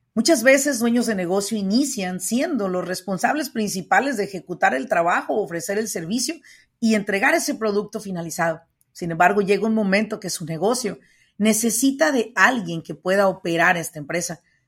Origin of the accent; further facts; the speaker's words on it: Mexico; now in United States; Yo soy mexicana